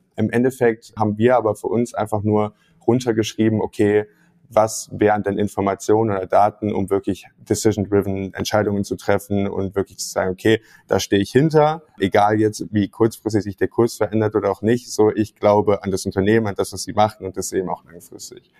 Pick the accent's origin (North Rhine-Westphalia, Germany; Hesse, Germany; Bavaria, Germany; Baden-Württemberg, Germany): North Rhine-Westphalia, Germany; Mönchengladbach; moved away as an adult; also born or lived in Münster; bin in Gladbach groß geworden und habe da 2018 Abitur gemacht